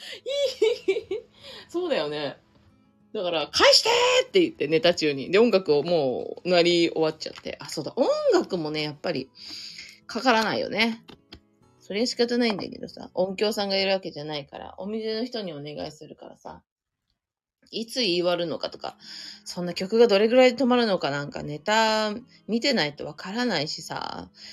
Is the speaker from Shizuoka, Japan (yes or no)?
no; Inagi, Tokyo, Japan; 稲城では初の営業。あ、営業、いや、初ってわけではないけど、地元では完全に初ですね